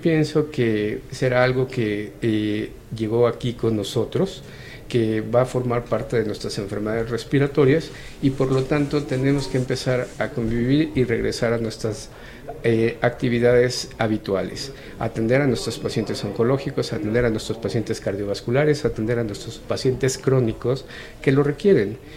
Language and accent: Spanish; Mexico; nosotros como mexicanos